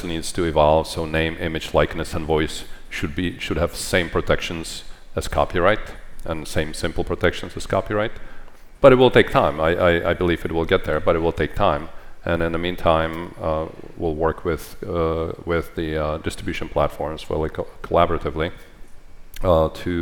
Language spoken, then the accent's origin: English; Czechia; moved away; I grew up in Czechoslovakia when it was a communist country.